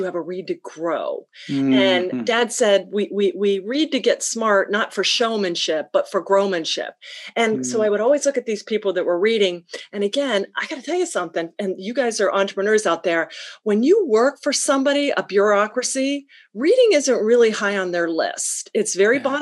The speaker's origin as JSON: {"language": "English", "region": "Pennsylvania", "country": "United States", "also_born_or_lived": "New Mexico / Colorado", "moved": "as an adult", "said": "I'm from Pennsylvania"}